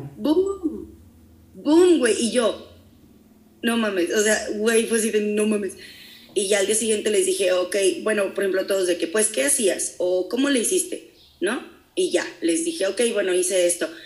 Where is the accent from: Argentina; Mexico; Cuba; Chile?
Mexico; Amealco, Querétaro; moved away as an adult; also born or lived in San Juan del Río, Mexico / United States; now in Querétaro, Mexico; no soy de Américo soy de San Juan del Río, pero este, crecí en Américo